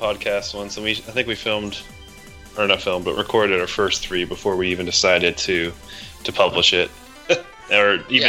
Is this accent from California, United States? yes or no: no; Maine, United States; now in North Carolina, United States; We're both originally from Maine